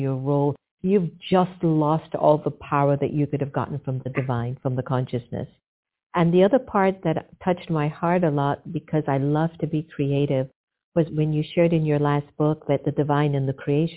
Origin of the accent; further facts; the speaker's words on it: United States; I'm half Indian and I'm half Jamaican. I'm raised in America.